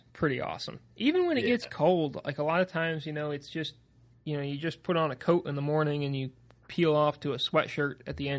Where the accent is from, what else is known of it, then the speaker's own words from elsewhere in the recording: Vermont, United States; moved away; growing up in Vermont